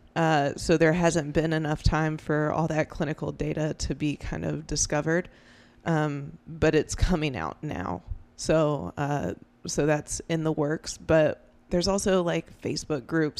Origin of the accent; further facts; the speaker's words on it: Greenville, South Carolina, United States; I spent, you know, my whole childhood growing up in Greenville